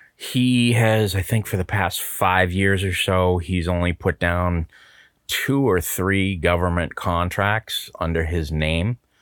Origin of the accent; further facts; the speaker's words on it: United States; as an American citizen, I'm gonna say this, you know, I'm a true blue, red, white, and blue